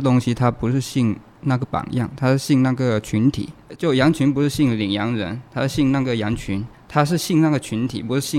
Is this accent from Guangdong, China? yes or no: yes; Jieyang, Guangdong, China; 潮汕就揭阳